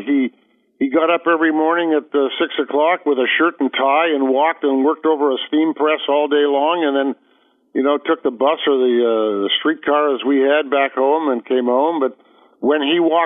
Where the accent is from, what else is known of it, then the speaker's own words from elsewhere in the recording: Toronto, Ontario, Canada; I was born in Toronto, Canada